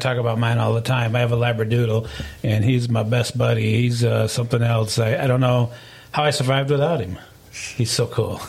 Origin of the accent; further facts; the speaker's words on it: Lansing, Michigan, United States; now in Tennessee, United States; I came from Lansing, Michigan many, many moons ago, I think 1993. That makes me a resident of Tennessee now.